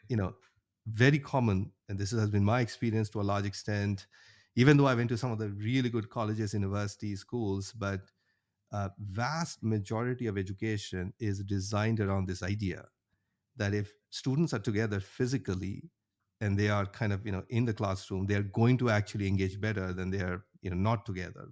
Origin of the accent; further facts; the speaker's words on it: India; moved away as an adult; now in Cherry Hill, United States; I grew up in India, went to undergrad there in I I T Bombay. And after that, I moved to the U S, uh, in mid two thousands